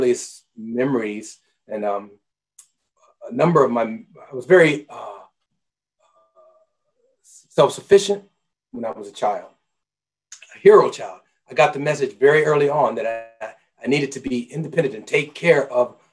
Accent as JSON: {"language": "English", "town": "Omaha", "region": "Nebraska", "country": "United States", "tie": "born or raised there", "said": "I was raised in Omaha, Nebraska."}